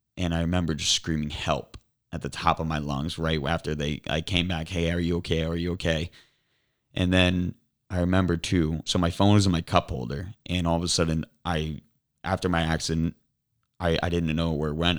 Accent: Cape Coral, Florida, United States; now in Naples, United States; I was born and raised in Cape Coral.

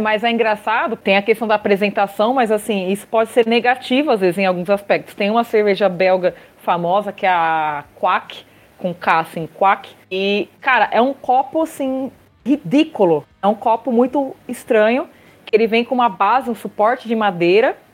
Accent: Brazil; Eu saí, do Brasil para passar calor na Bélgica

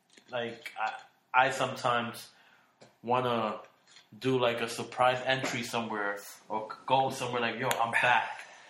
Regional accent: Brooklyn, New York, United States; I went back to work in Brooklyn, I'm like, oh, I'm back home to, you know, where I was born at.

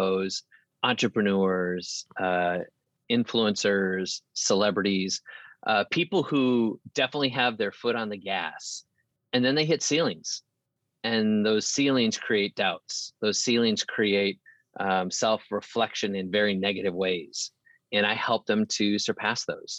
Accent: central Wisconsin, United States; moved away as an adult; also born or lived in Houston, Texas; now in Nashville, United States; I was born in Houston, Texas, but I was raised in central Wisconsin

